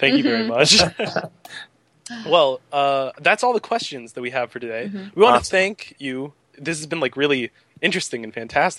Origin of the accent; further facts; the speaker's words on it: Canada; I am from Canada